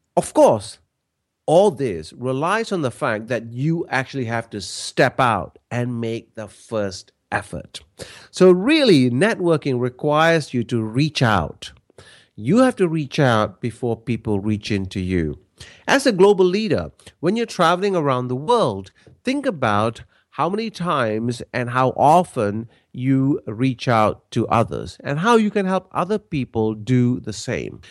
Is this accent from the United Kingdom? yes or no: no; Malaysia; now in Australia; I'm originally from Malaysia, but I've lived in Australia now for many, many years